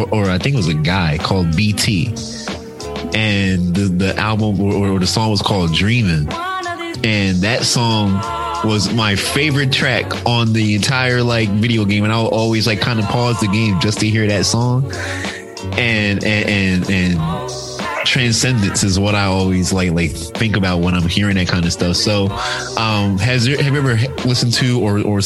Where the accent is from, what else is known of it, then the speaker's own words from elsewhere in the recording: Philadelphia, Pennsylvania, United States; moved away; growing up and being in Philadelphia, especially being in the Black community in Philadelphia